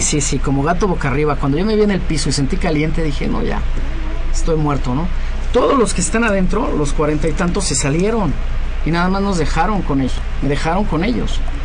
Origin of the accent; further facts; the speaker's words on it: Mexico; yo creo en mi país, creo en México